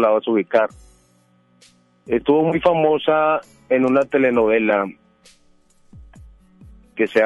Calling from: Monterrey, Nuevo León, Mexico; De Monterrey, aquí de Monterrey.

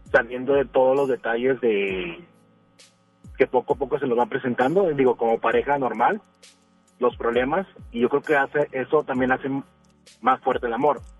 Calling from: Guadalupe, Nuevo León, Mexico; Eh, de Guadalupe.

